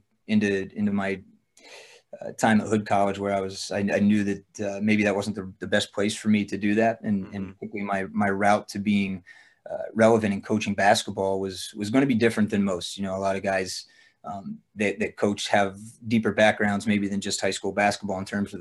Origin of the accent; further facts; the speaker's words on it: Lock Haven, Pennsylvania, United States; my hometown of Lock Haven, Pennsylvania.